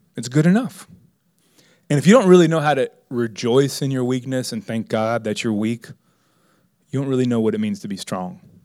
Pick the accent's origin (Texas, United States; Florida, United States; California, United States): Florida, United States; Miami; I was raised in Miami